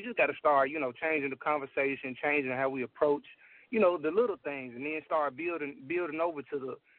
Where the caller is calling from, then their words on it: Memphis, Tennessee, United States; Oh, I'm in Memphis right now.